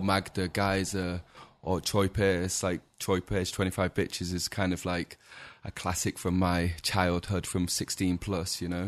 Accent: Macclesfield, North West England, United Kingdom; SK11 is like the postcode from my hometown

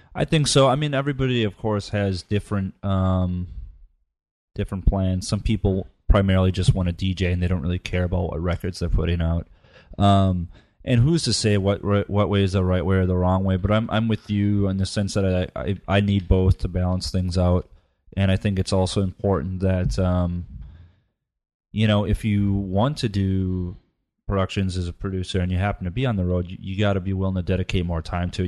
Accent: United States; it's in my heritage, but I, I'm American

